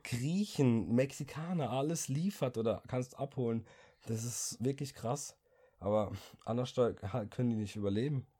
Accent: Germany; als Deutscher

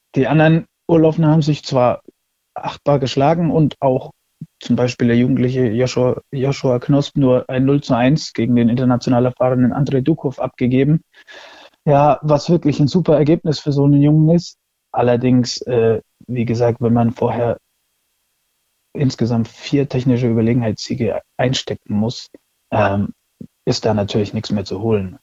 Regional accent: Würzburg, Bavaria, Germany; ich komme aus Würzburg und der Dörbach

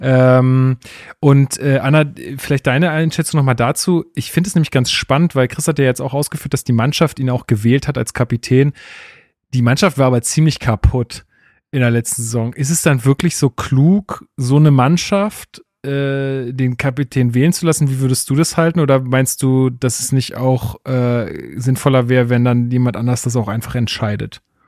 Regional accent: Germany; als Deutscher

